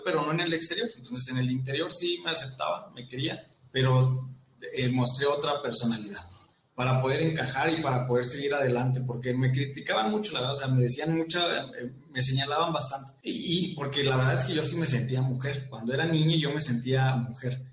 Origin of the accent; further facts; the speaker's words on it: Saltillo, Coahuila, Mexico; yo soy originario de Santillo, Coahuila